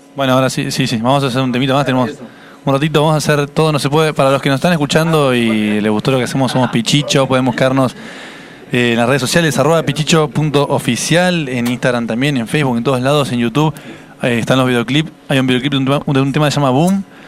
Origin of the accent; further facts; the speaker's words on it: Puerto Madryn, Chubut, Argentina; soy de Puerto Madryn, soy bien